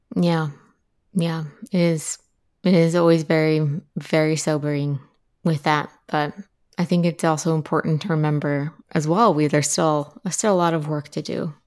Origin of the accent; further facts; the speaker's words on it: Appalachia, United States; I'm from Appalachia, uh, which is a region of the United States, along the Appalachian mountain range, roughly